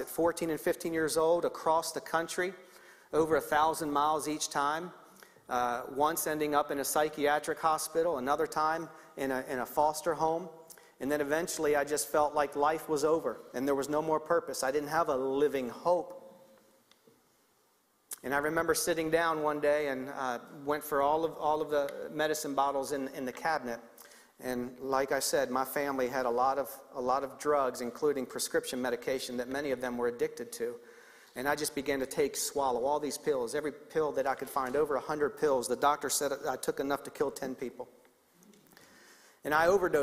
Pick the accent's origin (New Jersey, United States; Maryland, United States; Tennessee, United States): Maryland, United States; Baltimore; moved away; Baltimore, Maryland, which is where I grew up